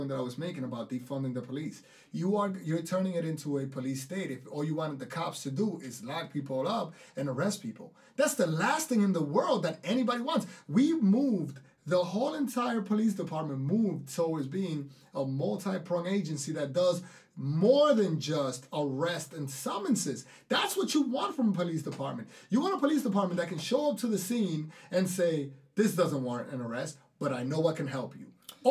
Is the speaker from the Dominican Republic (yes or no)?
yes; Dominican Republic; accent: thick Dominican; my thick Dominican accent